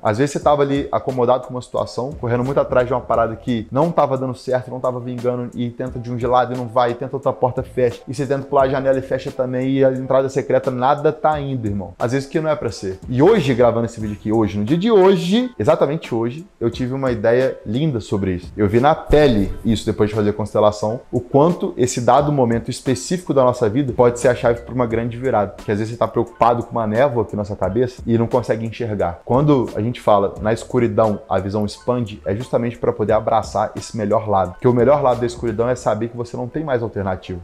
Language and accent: Portuguese; Brazil; moved away as an adult; also born or lived in interior of Rio de Janeiro; Quando eu saí do Brasil, vi que eu falava inglês